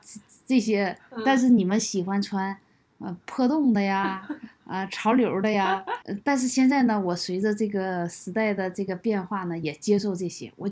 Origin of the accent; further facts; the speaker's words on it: Kunming, Yunnan, China; 我是从昆明来到这里，我今年四十八岁，现在已经处于退休状态。